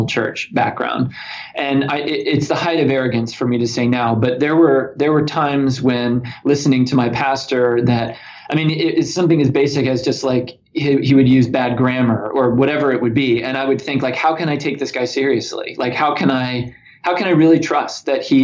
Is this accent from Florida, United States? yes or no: yes; Orlando, Florida, United States; served a wonderful congregation in my hometown of Orlando, Florida